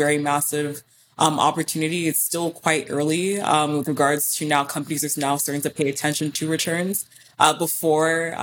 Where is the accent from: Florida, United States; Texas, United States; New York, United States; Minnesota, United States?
Texas, United States; Houston; I did grow up in Houston, which is about a 2-hour drive from Austin